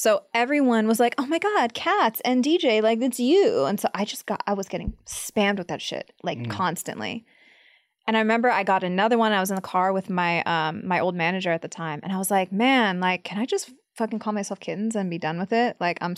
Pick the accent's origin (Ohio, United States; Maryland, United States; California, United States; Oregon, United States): California, United States; Diamond Bar; also born or lived in Whittier; Diamond Bar. So I was like 30 minutes out of the city. Yeah.